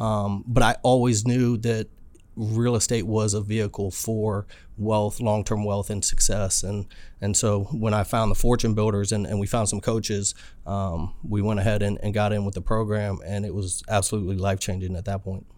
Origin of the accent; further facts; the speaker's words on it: Alexandria, Virginia, United States; moved away as an adult; now in San Diego, United States; I'm a good old boy raised in Alexander, Virginia. Lived there for, uh, about forty-two years of my life